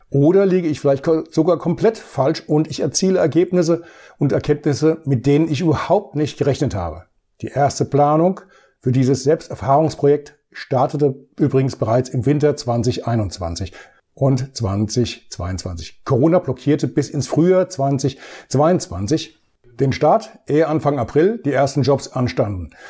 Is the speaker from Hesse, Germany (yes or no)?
yes; Bad Orb, Hesse, Germany; starte ich mit meinem Einsatz in einem Lebensmittelmarkt in meiner Heimatstadt Bad Orb.